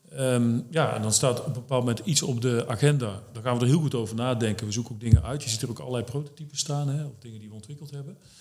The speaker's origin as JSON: {"language": "Dutch", "region": "North Brabant", "country": "Netherlands", "tie": "born or raised there", "also_born_or_lived": "Arnhem", "moved": "as an adult", "lives_now": "Doetinchem, Netherlands", "said": "ik kom oorspronkelijk uit Brabant. Ja. Tot eh, bijna 30 gewoond. En toen ben ik hier naartoe verhuisd. Ook in Doetinchem"}